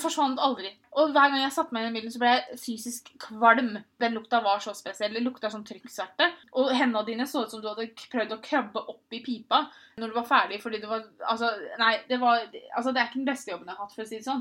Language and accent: Norwegian; Moss, Østfold, Norway; also born or lived in Tønsberg; I Moss hadde jeg Pia, jeg hadde mamma og pappa, jeg hadde alle vennene mine